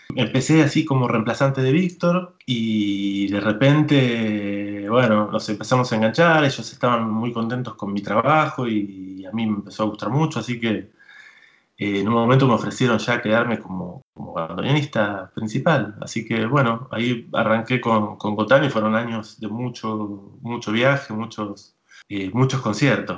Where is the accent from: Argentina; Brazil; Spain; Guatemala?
Argentina; Tigre, Buenos Aires Province; yo soy de, Buenos Aires, pero no soy porteño, soy de, un lugar que se, llama Tigre.